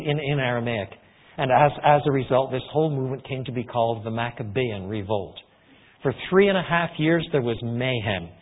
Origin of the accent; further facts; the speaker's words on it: Canada; I was born in Canada